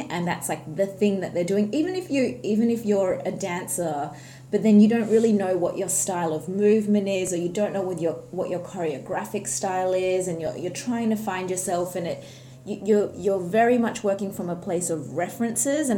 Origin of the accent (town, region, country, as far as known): Australia; born or raised there; also born or lived in Sharjah, United Arab Emirates